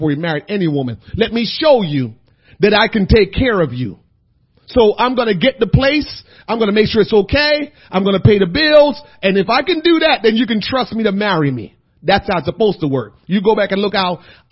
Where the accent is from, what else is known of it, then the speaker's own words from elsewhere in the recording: Jamaica; also born or lived in New Jersey; now in United States; being a Jamaican guy living in America, and I had Jamaican friends and American friends